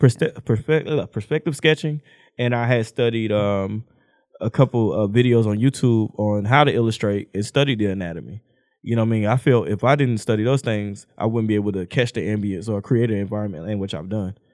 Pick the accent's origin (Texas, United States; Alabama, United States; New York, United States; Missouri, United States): Texas, United States; Houston; I stayed on the south side. And then I moved to the west and I moved out. Mama got us out the hood